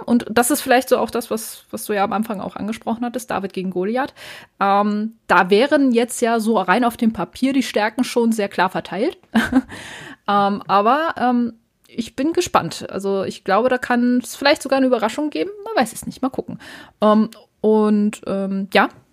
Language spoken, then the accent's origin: German; Hamburg, Germany; Ich als Hamburgerin